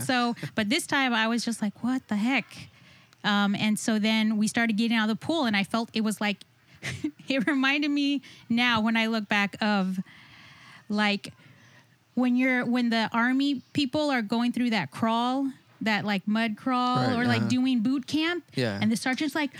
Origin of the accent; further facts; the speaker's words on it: South Texas, United States; I'm from South Texas, and I'm Ray's cousin